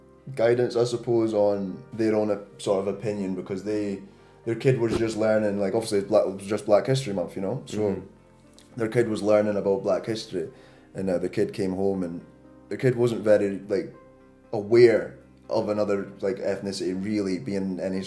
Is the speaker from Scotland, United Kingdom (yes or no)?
yes; Scotland, United Kingdom; I'm Scottish. I've like competed for my country, whatever. Like, I'm Scottish through and through